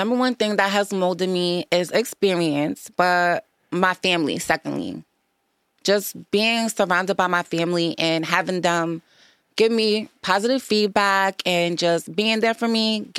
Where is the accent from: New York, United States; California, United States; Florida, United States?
New York, United States; also born or lived in Boston; Various places, New York and Boston.